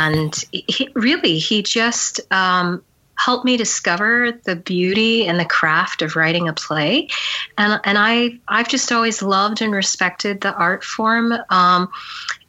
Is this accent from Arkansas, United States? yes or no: no; Albuquerque, New Mexico, United States; I grew up in Albuquerque, New Mexico, for the most part